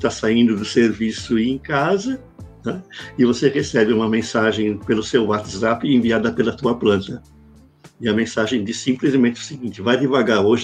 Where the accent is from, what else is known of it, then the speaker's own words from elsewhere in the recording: Brazil; tem lá a indicação do que eu sou brasileiro